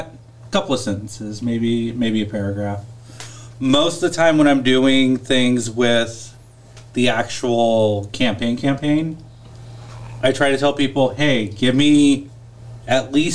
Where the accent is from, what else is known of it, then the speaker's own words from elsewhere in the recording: Northern California, United States; moved away; I'm originally from Northern California